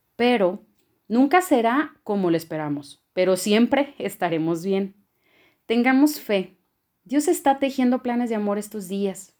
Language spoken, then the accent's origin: Spanish; Culiacán, Sinaloa, Mexico; moved away as an adult; now in Chihuahua, Mexico; Soy procedente de Culiacán, Sinaloa y hoy vivo en Chihuahua desde hace seis años.